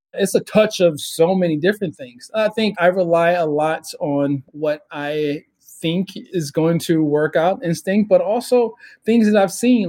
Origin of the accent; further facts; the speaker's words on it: Baltimore, Maryland, United States; moved away; Growing up in Baltimore, in the city of Baltimore, and the situation I grew up